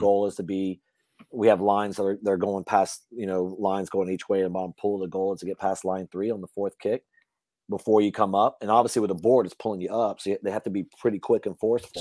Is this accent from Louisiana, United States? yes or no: yes; Louisiana, United States; I grew up hunting in Louisiana